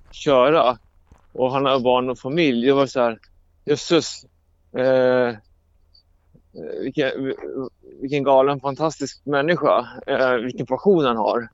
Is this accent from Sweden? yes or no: yes; Sweden; jag som är svensk